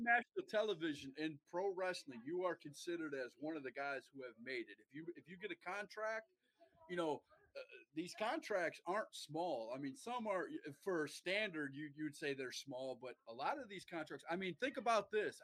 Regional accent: Milwaukee, Wisconsin, United States; moved away; also born or lived in Mauston, Wisconsin / New Lisbon, Wisconsin; I am from Wisconsin. I was born in Mauston, Wisconsin, which is a small town up in the northern part of Wisconsin and I lived most most of my life in a small town um, of New Lisbon or Milwaukee, Wisconsin. I, I, I graduated high school in Milwaukee

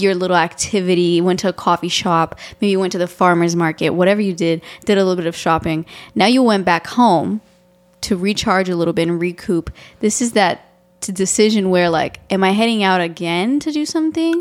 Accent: Romania; moved away; I'm Romanian and I grew up in Romania.

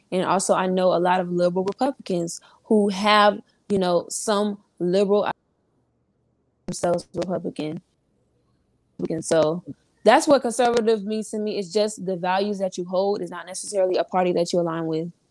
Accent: Orlando, Florida, United States; I'm from Orlando, Florida

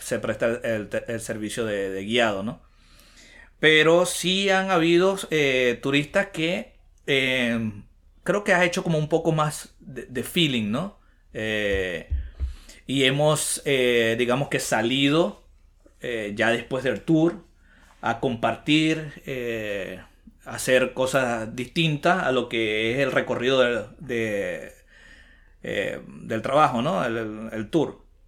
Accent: Venezuela; moved away as an adult; also born or lived in Bucaramanga, Colombia; now in Lima, Peru; Soy de Venezuela

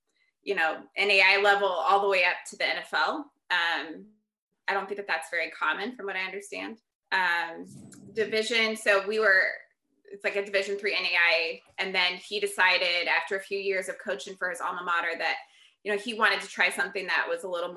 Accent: Fort Wayne, Indiana, United States; moved away as an adult; also born or lived in Bloomington, Indiana / Muncie, Indiana / New Hampshire; now in San Francisco Bay Area, United States; the University of St. Francis, which is in my hometown of Fort Wayne, Indiana

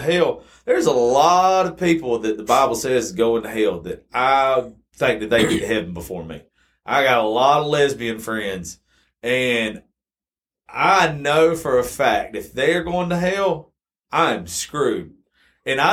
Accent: South Georgia, United States; also born or lived in Macon, Georgia; I grew up in South Georgia, so I'm automatically Baptist

